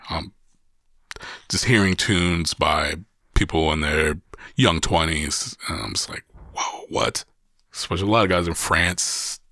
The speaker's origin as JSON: {"language": "English", "town": "Columbus", "region": "Ohio", "country": "United States", "tie": "born or raised there", "said": "in my hometown, being able to curate quality music so close to home"}